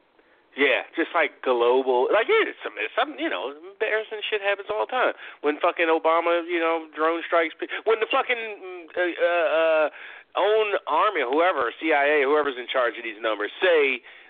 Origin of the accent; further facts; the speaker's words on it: United States; as an American